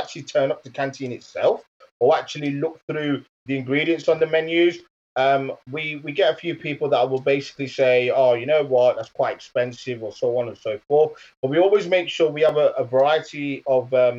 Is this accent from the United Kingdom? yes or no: yes; Leicester, East Midlands, United Kingdom; moved away as an adult; also born or lived in Birmingham; Leicester, which is my hometown. But I've spent university and my working life in Birmingham.